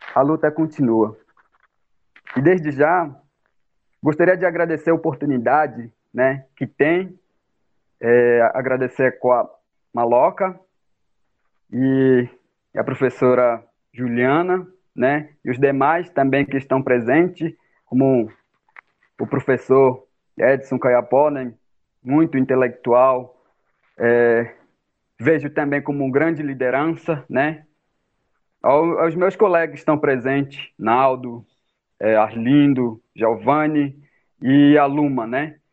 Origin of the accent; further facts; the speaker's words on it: São Gabriel da Cachoeira, Amazonas, Brazil; moved away; minha etnia Baniwa, sou, sou indígena e sou de Samora da Cachoeira